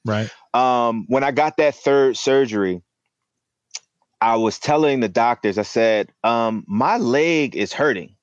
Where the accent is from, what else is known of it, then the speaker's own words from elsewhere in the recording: Philadelphia, Pennsylvania, United States; I'm from Philly originally. Um, I, I, you know, born and raised